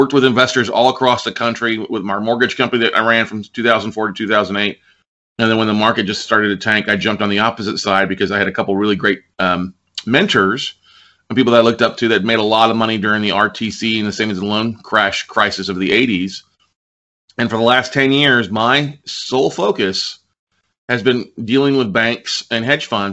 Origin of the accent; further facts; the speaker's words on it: Ingleside, Texas, United States; moved away as an adult; also born or lived in San Marcos, Texas / Austin, Texas; I grew up in the South Texas, a little small town called Ingleside, down by Corpus Christi